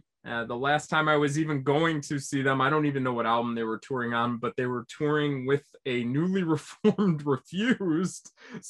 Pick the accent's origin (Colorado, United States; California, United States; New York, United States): New York, United States; Syracuse; I'm from Syracuse. If anyone didn't listen to the first episode, I'm from Syracuse, New York. And, you know, we have a decent enough underground hardcore scene.